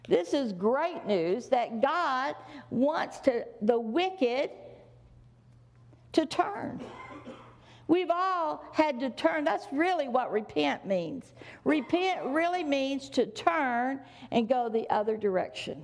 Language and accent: English; the South, United States; I was raised in the South